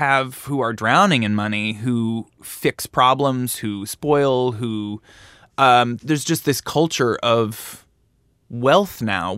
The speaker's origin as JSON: {"language": "English", "country": "Canada", "tie": "born or raised there", "said": "I think growing up in Canada, I got a job at MTV very early on"}